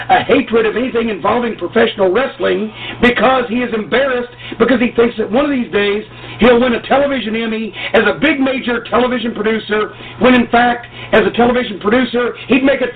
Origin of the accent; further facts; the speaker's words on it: the South, United States; accent: pronounced Southern; we're both from the South, and we have these pronounced Southern accents